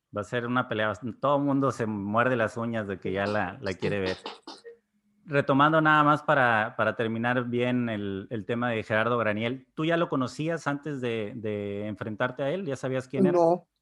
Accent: Mexico; Soy mexicano

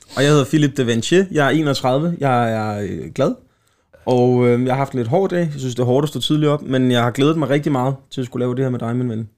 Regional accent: Slagelse, Zealand, Denmark; Slagelse, min hjemstavn

